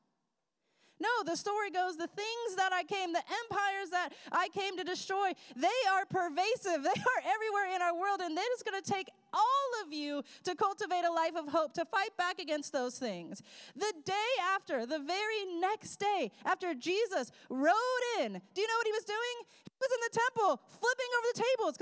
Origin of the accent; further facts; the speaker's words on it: Colorado, United States; moved away; I grew up in Colorado